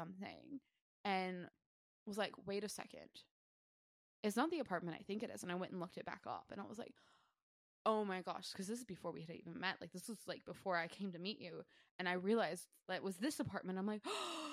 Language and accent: English; United States; moved away as an adult; now in Sunshine Coast, Australia; being American, being from, like, a city, like, I mean, I grew up in the country